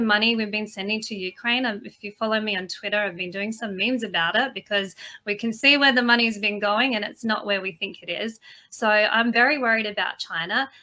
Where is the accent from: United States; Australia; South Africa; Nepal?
Australia